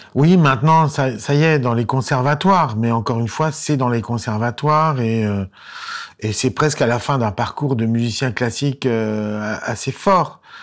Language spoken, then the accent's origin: French; Lyon, Auvergne-Rhône-Alpes, France; also born or lived in Boston; j'étais musicien provincial puisque je venais de Lyon